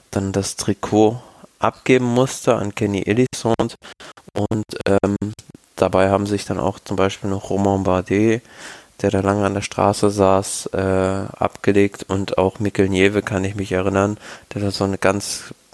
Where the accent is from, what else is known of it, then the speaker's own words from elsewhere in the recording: Switzerland; Ja, ich bin ein Schweizer.